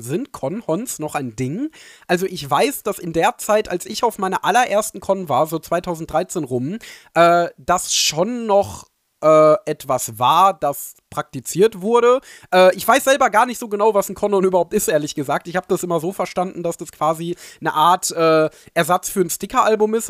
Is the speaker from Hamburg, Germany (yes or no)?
no; Ruhr area, North Rhine-Westphalia, Germany; ich bin ja Ruri durch und durch, deswegen ist es meine Heimat, meine Liebe.